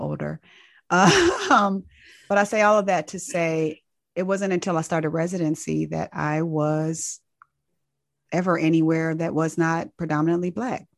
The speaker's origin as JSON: {"language": "English", "town": "Inglewood", "region": "California", "country": "United States", "tie": "born or raised there", "also_born_or_lived": "Tuskegee, Alabama / Nashville, Tennessee", "moved": "as an adult", "lives_now": "Atlanta, United States", "said": "growing up in Inglewood, California"}